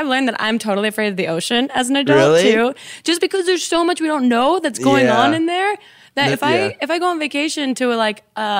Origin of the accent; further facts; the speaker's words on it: New Jersey, United States; I'm from Jersey.